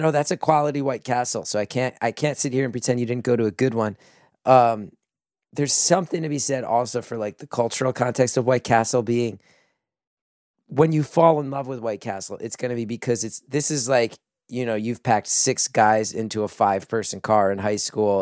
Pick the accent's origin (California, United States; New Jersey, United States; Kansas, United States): New Jersey, United States; growing up in New Jersey